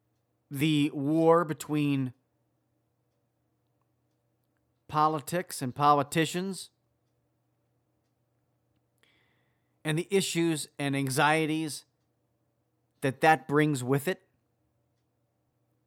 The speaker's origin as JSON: {"language": "English", "region": "Wisconsin", "country": "United States", "tie": "born or raised there", "said": "the state of Wisconsin, which is my home state."}